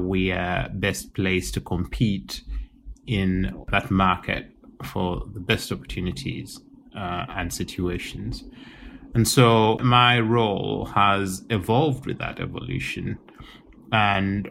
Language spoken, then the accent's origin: English; Uganda; also born or lived in Singapore; now in London, United Kingdom; I am from Uganda